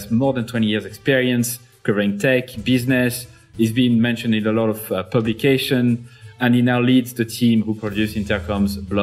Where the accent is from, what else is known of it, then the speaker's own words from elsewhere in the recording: Clermont-Ferrand, Auvergne-Rhône-Alpes, France; a company from my hometown, actually, Michelin